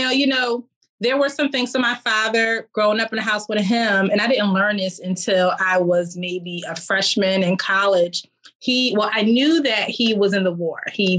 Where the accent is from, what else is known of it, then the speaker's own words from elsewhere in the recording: Philadelphia, Pennsylvania, United States; So I grew up in Philadelphia. I grew up in a household with both parents. I had five brothers and three sisters.